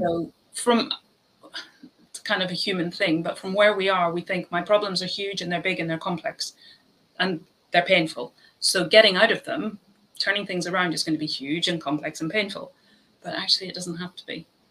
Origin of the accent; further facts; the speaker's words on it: Ireland; I'm Irish